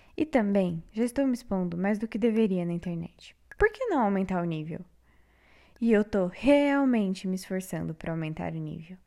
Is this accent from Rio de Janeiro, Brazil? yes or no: no; São Paulo, Brazil; moved away as an adult; now in Paraná, Brazil; Eu nasci em São Paulo